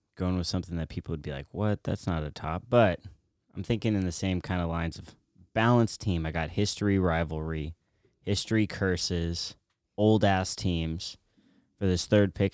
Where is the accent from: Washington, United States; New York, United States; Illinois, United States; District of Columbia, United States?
Washington, United States; Spokane; growing up in Spokane